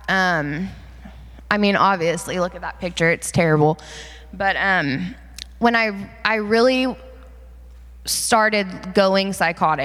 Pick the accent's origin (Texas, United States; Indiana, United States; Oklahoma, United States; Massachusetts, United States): Oklahoma, United States; Enid; I grew up in Enid, Oklahoma